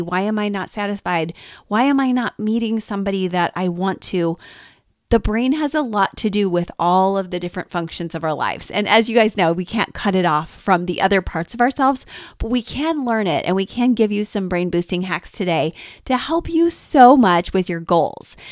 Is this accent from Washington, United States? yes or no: no; Detroit, Michigan, United States; now in Tampa, United States; I grew up in Detroit